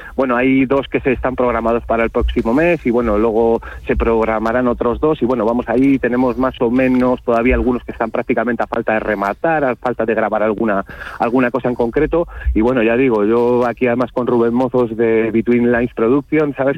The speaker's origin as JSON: {"language": "Spanish", "country": "Spain", "said": "como buen español"}